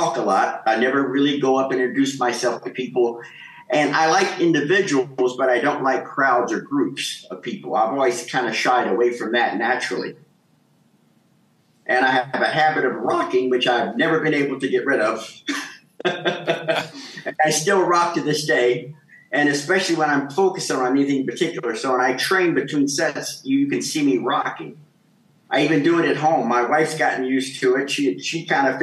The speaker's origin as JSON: {"language": "English", "town": "Kansas City", "region": "Missouri", "country": "United States", "tie": "born or raised there", "also_born_or_lived": "Egypt / Gothenburg, Sweden", "moved": "as an adult", "said": "I grew up in Kansas City, Missouri, in the Midwest."}